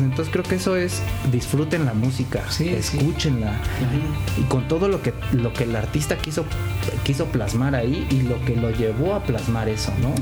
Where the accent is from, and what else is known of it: Mexico